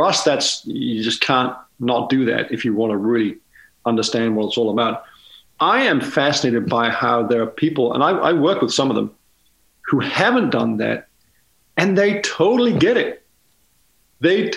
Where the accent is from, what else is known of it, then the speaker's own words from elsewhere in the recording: Denmark; moved away; growing up in Denmark